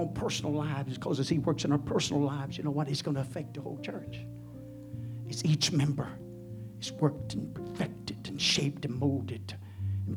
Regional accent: United States

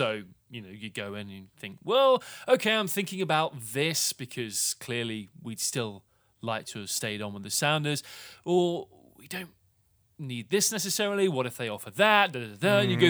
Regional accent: United Kingdom; But for me, as a Brit who was brought in specifically by the organization from somewhere 4,500 miles away

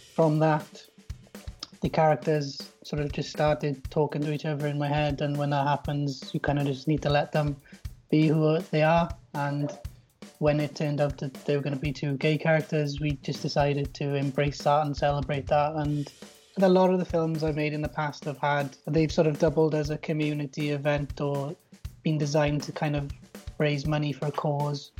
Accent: South Wales, United Kingdom; I come from uh, South Wales

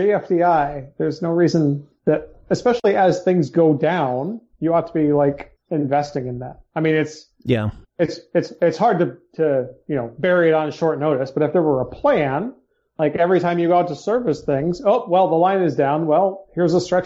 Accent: Iowa, United States; I'm from Iowa

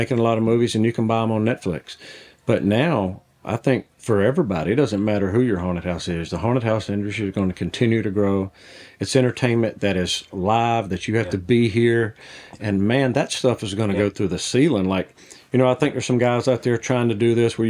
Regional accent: the South, United States; I grew up in the South

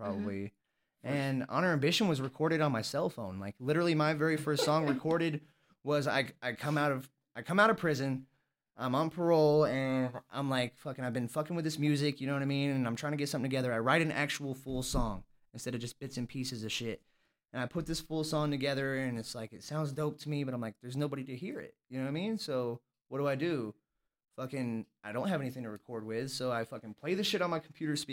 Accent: Arkansas, United States; now in El Paso, United States; I'm from Arkansas

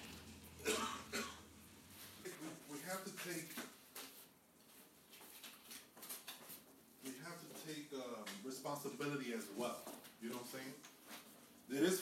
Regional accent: New York City, New York, United States; I'm a New Yorker

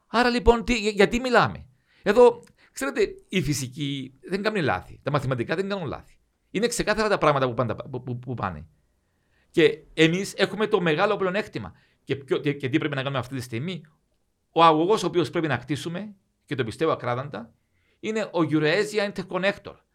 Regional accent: Cyprus

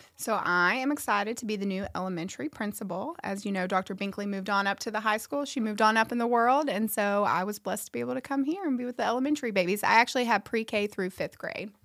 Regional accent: Memphis, Tennessee, United States; moved away as an adult; now in Nashville, United States; I'm not from this area. I grew up in Memphis

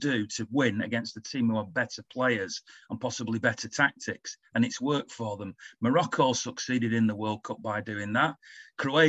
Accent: England, United Kingdom; as an Englishman

